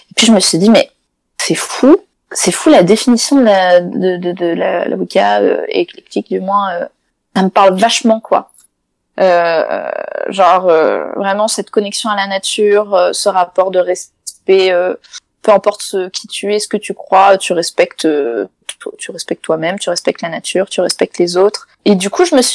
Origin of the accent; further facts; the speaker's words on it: Italy; Enfin, Claire de Lune en italien, je suis italienne.